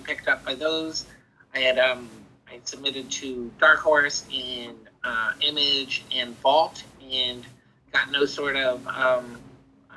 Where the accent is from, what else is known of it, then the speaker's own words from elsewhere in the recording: New Jersey, United States; now in Midwest, United States; I'm from New Jersey, and I currently live in the Midwest